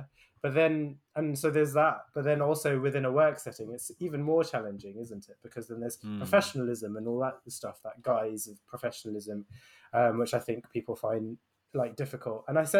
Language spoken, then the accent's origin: English; United Kingdom; especially, like, being a Brit, right?